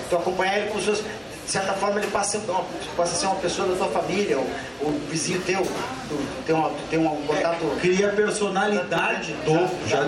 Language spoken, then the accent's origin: Portuguese; Santiago, Rio Grande do Sul, Brazil; born there; Nós tá não ambos nascemos em Santiago do Boqueirão.